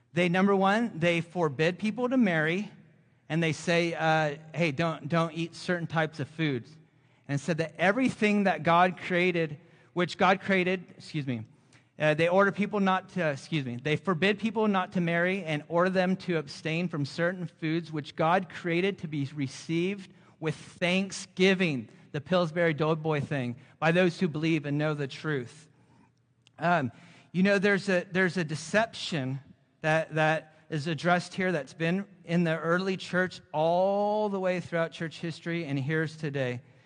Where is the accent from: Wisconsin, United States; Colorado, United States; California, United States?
California, United States; Central Coast of; moved away; also born or lived in Florida; I'm originally from the Central Coast of California, and we lived in Florida for fifteen years